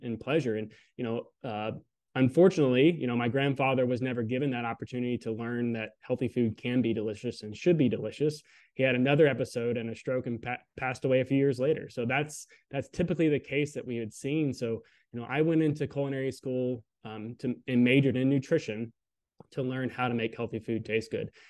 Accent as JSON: {"language": "English", "region": "Southern Alabama", "country": "United States", "tie": "born or raised there", "said": "I grew up in Southern Alabama"}